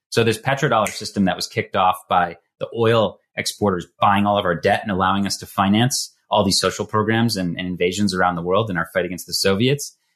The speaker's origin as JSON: {"language": "English", "country": "United States", "tie": "born or raised there", "said": "American who grew up at that time"}